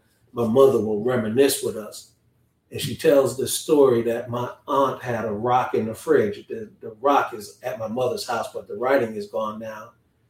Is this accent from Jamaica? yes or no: yes; Kingston, Jamaica; born there; But I was born in Kingston. The first four of us were born. There's six kids in my family. I lost my brother a couple of years ago, but the first four of us were born in Jamaica.